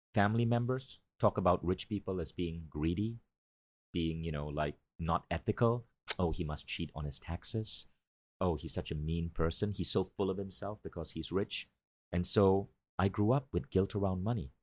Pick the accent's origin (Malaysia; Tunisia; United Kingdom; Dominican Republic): Malaysia; moved away as an adult; also born or lived in New York; Because I grew up in Malaysia, I grew up in a developing country